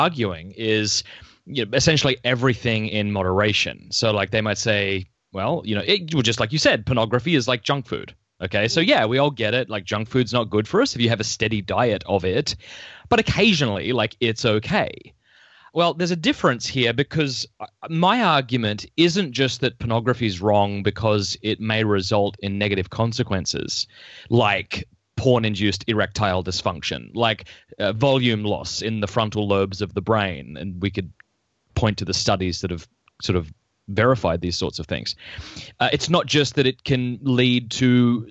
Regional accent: Australia; moved away as an adult; now in United States; I'm originally from Australia

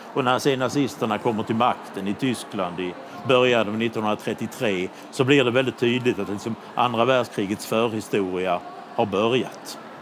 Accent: Budapest, Hungary; hemma i Budapest

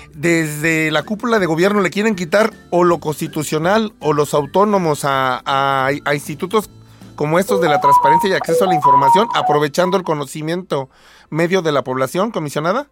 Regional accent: Mexico; como mexicanos

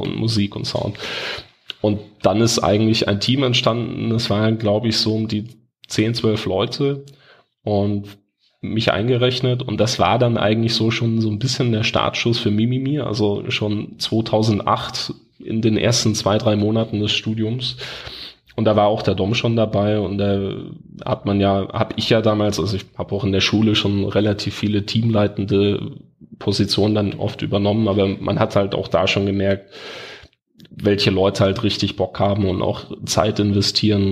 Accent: Bavaria, Germany; bei uns in Bayern

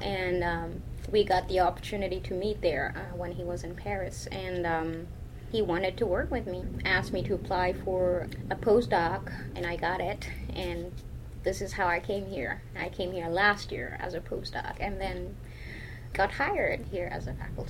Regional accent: Mauritius; moved away; So I am from Mauritius, and this is a very little island situated on the southeast coast of Madagascar.

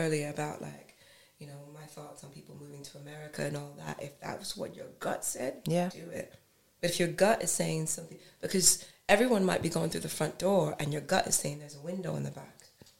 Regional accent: Nigeria; And I'm going to say it because I'm Nigerian.

